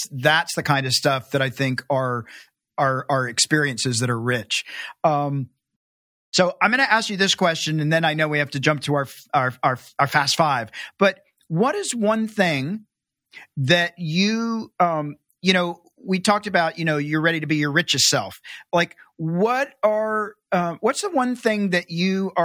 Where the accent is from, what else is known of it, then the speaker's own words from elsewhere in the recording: United States; I'm American